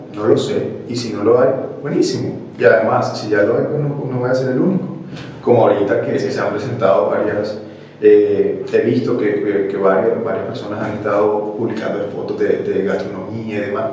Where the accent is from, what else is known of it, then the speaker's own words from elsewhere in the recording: Barranquilla, Atlántico, Colombia; accent: costeño; moved away as an adult; now in Santa Cruz, Bolivia; Soy de Colombia. Okay soy de Barranquilla.